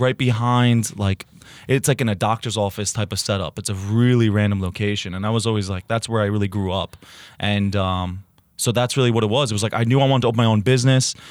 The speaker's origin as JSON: {"language": "English", "area": "the Ridge", "region": "New Jersey", "country": "United States", "tie": "born or raised there", "moved": "as an adult", "lives_now": "Hoboken, United States", "said": "The Ridge Diablo is named after my hometown"}